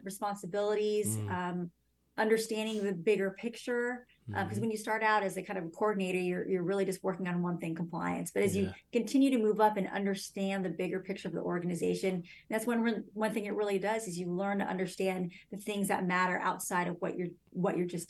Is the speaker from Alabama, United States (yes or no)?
no; Phoenix, Arizona, United States; I grew up in Phoenix